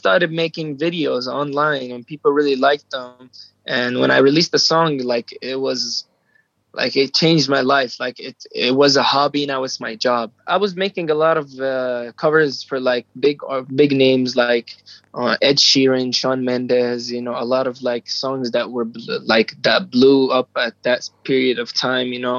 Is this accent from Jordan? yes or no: yes; Jordan; I'm 17 years old and I'm from Jordan in the Middle East